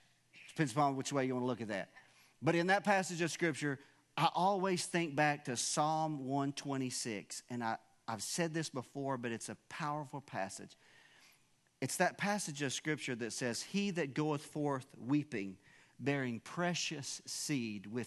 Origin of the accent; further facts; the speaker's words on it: Wilburn, United States; I'm from Wilburn